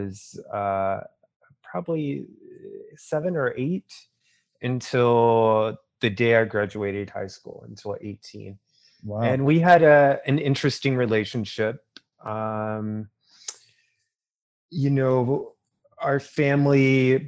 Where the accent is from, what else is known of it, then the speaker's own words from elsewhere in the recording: Burlington, North Carolina, United States; I'm from North Carolina. I was born there in '79, so I'm 41 years old from North Carolina. I grew up in a small town called Burlington, which is in the Piedmont